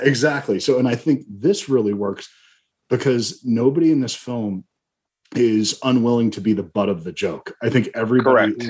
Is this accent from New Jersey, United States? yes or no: yes; Ridgewood, New Jersey, United States; moved away; I used to live in Bergen County. I'm from Ridgewood